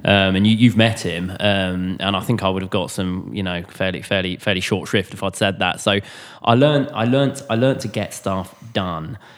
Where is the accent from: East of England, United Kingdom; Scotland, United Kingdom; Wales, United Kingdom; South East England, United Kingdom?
East of England, United Kingdom; Cambridge; moved away as an adult; also born or lived in Southampton / London; I was from Cambridge. I was from a, you know, a, a countryside area.